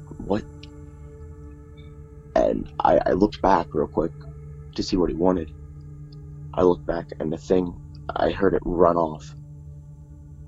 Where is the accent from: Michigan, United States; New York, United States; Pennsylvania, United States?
Pennsylvania, United States; Pottsville; I was born in Pottsville, Pennsylvania, a few years back